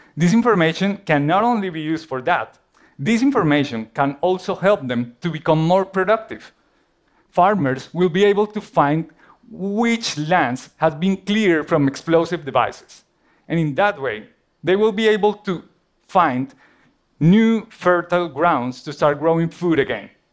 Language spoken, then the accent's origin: English; Colombia; moved away; my home country, Colombia